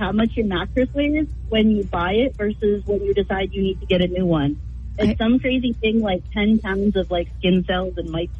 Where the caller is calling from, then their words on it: Wolfeboro, New Hampshire, United States; I am calling in from Wolfboro, New Hampshire.